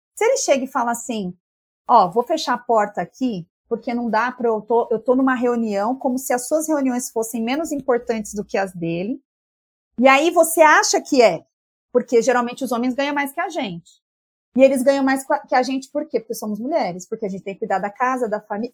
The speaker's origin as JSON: {"language": "Portuguese", "region": "São Paulo", "country": "Brazil", "said": "a gente é muito paulistana"}